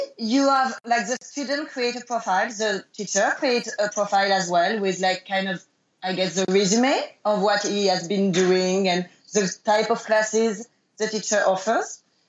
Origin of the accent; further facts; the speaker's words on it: France; I am from France. I am French.